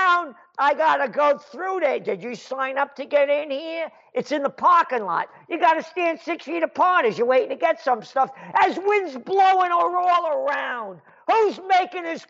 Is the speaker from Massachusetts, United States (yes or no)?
no; New York, United States; also born or lived in Chicago; now in Kingston, United States; the New York that I grew up